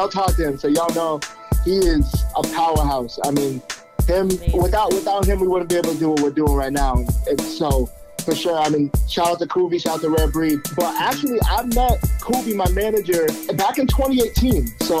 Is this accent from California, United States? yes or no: no; Salem, New Hampshire, United States; also born or lived in Lawrence, Massachusetts; Yeah, I'm the youngest of three, and I was raised by my dad. I was born in Lawrence, Massachusetts. Okay. And then pretty early on into my life, right after kindergarten, my parents, we moved to Salem, New Hampshire, and that's where I went to school, high school, graduated from.